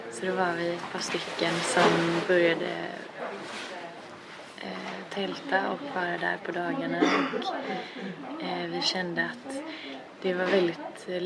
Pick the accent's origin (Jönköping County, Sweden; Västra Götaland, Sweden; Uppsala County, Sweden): Västra Götaland, Sweden; Gothenburg; jag är från Göteborg själv